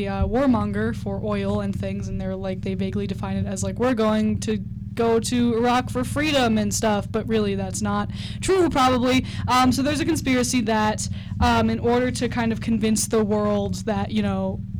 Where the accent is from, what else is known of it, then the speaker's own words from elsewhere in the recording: New York, United States; I'm from New York